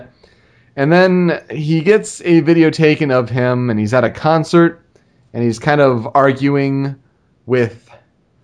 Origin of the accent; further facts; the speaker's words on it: Michigan, United States; growing up in Michigan